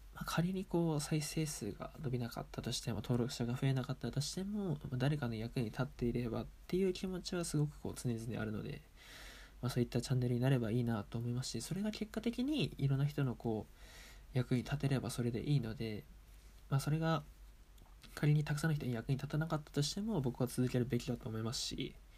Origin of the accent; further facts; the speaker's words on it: Aomori, Japan; also born or lived in Sendai; 一応青森県出身ですし